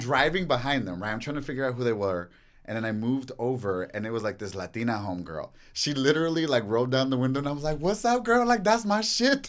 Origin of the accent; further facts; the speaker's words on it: Los Angeles, California, United States; growing up here in, in freaking, uh, L